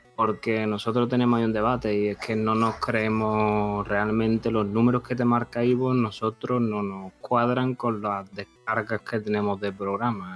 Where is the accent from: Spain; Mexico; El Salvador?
Spain; Seville, Andalusia; Yo soy una persona española de Sevilla, del sur de...